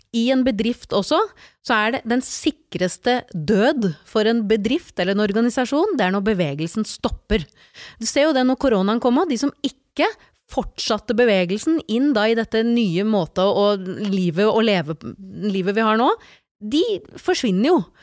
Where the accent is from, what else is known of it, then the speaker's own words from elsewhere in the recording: Slemmestad, Buskerud, Norway; also born or lived in Porsgrunn; now in Nøtterøy, Norway; Jeg er født i Porsgrunn, vokst opp i Slemmestad, og de siste 25 årene har jeg bodd på Nøtterøy